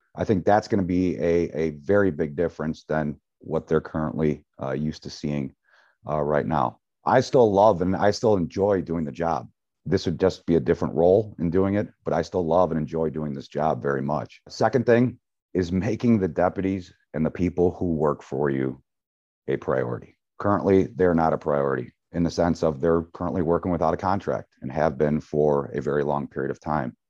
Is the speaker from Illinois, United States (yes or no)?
yes; Libertyville, Illinois, United States; also born or lived in Knollwood, Lake Bluff; Raised in Libertyville